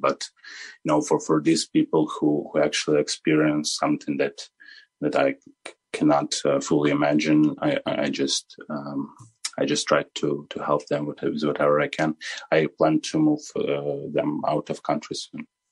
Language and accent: English; Kharkiv, Kharkiv Oblast, Ukraine; now in Lviv, Ukraine; I'm originally from Kharkiv, and my family lived uh, there uh, for all of this time